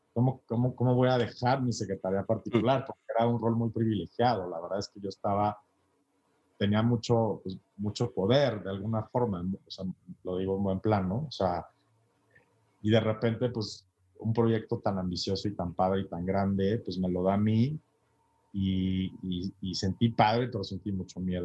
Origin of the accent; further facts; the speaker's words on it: Guadalajara, Jalisco, Mexico; moved away as an adult; now in Mexico City, Mexico; yo soy de Guadalajara, vivo ahora en la Ciudad de México